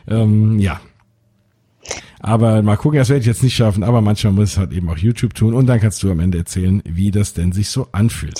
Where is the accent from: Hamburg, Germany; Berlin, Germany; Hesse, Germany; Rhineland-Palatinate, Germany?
Hesse, Germany; Frankfurt; da fühle ich mich noch heimischer als äh, Frankfurter